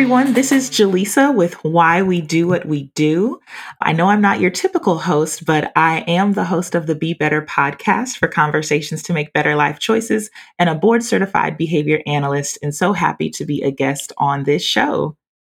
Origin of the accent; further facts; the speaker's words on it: Louisiana, United States; accent: southern country drawl; now in Texas, United States; I'm from Louisiana and I'm currently in Texas.